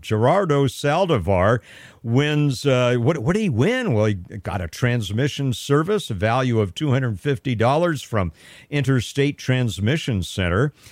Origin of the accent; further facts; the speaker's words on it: Pasadena, California, United States; moved away as an adult; also born or lived in Sacramento, California; now in Stanislaus County, United States; I'm from Southern California, right? I grew up in Pasadena. I was there my first, uh, thirty-two years